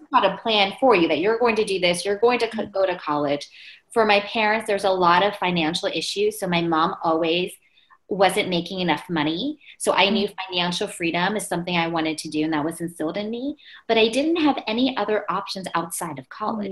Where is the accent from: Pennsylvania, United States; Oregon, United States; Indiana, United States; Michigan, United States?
Pennsylvania, United States; where I grew up, I was born in Pennsylvania, it was 98% Caucasian.